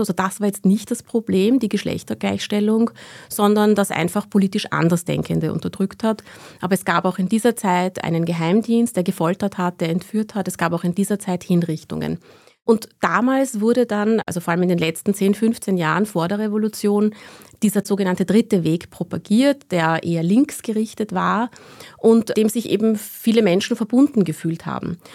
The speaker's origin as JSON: {"language": "German", "country": "Iran", "tie": "born or raised there", "said": "Ich bin selbst auch im Iran geboren worden, 1982"}